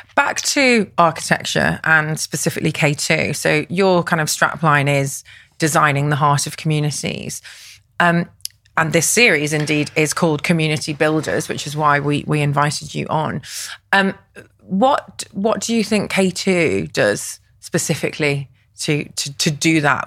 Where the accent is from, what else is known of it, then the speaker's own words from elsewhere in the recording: Liverpool, North West England, United Kingdom; growing up in Liverpool myself